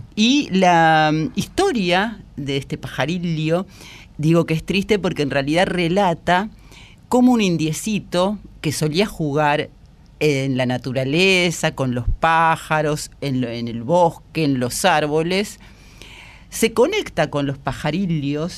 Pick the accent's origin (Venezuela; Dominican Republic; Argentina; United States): Argentina; somos argentinos